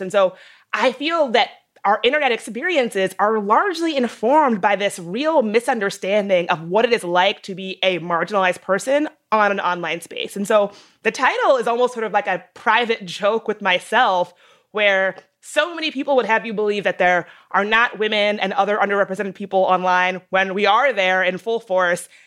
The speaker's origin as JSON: {"language": "English", "region": "the South", "country": "United States", "tie": "born or raised there", "said": "a girl growing up in the South"}